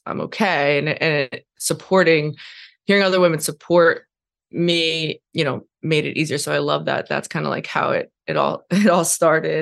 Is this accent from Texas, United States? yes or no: no; New York, United States; moved away as an adult; now in Montana, United States; I'm from New York